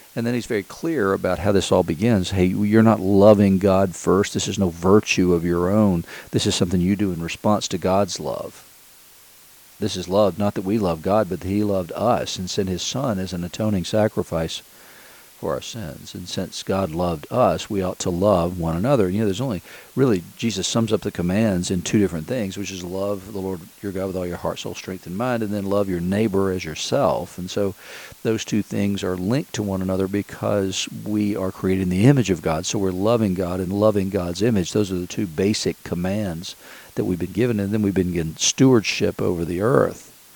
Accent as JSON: {"language": "English", "town": "Chattanooga", "region": "Tennessee", "country": "United States", "tie": "born or raised there", "moved": "yes", "lives_now": "Asheville, United States", "said": "Chattanooga, Tennessee, where I grew up"}